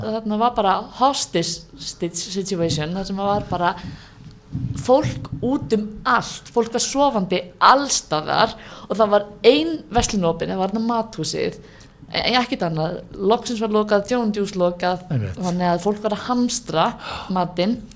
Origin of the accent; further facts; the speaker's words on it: Iceland; við Íslendingar